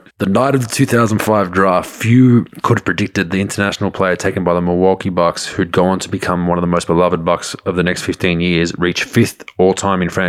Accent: Australia; I'm Croatian background from Australia. So I speak Croatian in my family

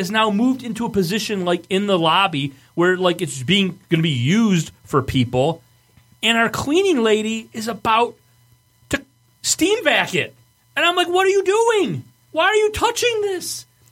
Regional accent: Michigan, United States; accent: Michigan; That's my Michigan accent

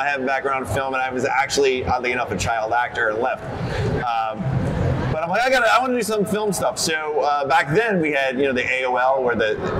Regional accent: Red Bank, New Jersey, United States; I'm from Red Bank.

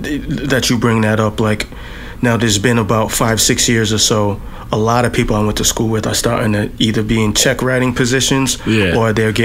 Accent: Boston, Massachusetts, United States; also born or lived in Providence; Well, I was born in Providence, and then I lived in Back Bay for like most of the time, like pretty close to Berkeley and to Fenway Park and all of that.

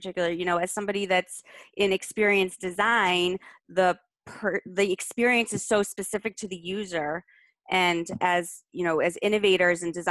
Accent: Boston, Massachusetts, United States; as a Bostonian

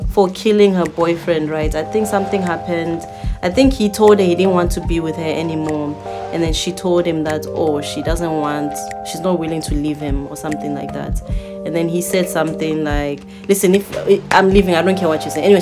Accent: Zimbabwe; I'm from Zimbabwe

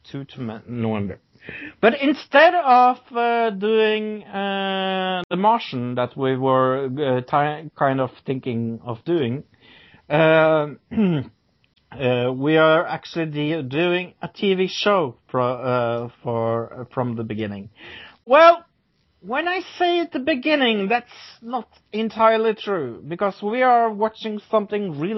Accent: Norway; English is a second language; I'm from Norway

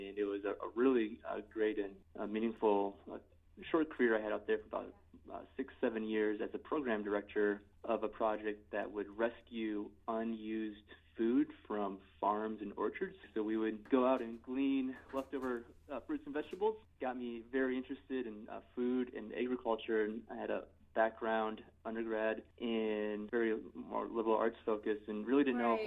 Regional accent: Minneapolis, Minnesota, United States; moved away as an adult; also born or lived in Seattle, Washington / China / Taiwan; I grew up in the Minneapolis area

